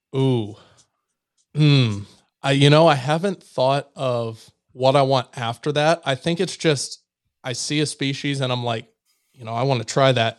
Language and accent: English; Missouri, United States; my home state